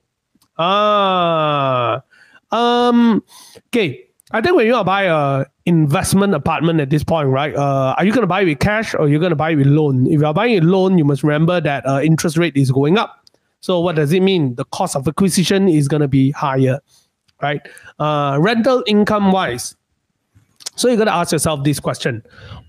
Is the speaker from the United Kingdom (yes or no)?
no; Malaysia; being a Malaysian, we are not that rich